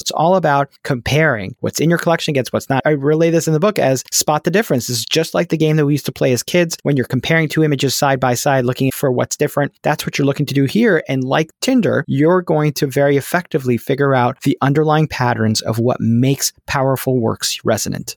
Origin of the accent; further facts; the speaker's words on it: New York City, New York, United States; now in Pittsburgh, United States; I was a Nick Fanatic growing up in Brooklyn, New York